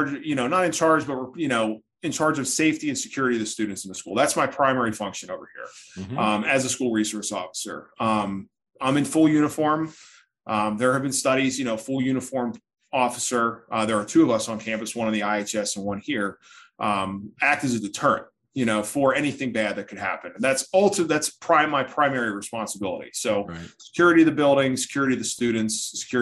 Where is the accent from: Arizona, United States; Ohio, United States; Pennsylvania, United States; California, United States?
Pennsylvania, United States; Philadelphia; moved away as an adult; also born or lived in Pittsburgh, Pennsylvania; I grew up in the Philadelphia area